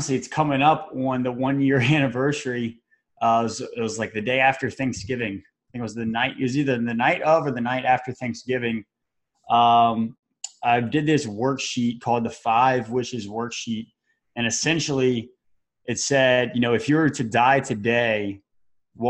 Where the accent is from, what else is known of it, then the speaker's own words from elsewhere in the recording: Baton Rouge, Louisiana, United States; moved away as an adult; also born or lived in Mississippi; now in Tampa, United States; I'm originally from Baton Rouge, Louisiana